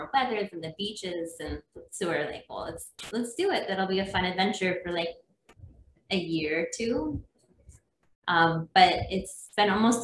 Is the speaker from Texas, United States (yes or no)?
no; Minnesota, United States; moved away as an adult; also born or lived in North Carolina; now in Maui, United States; I grew up in Minnesota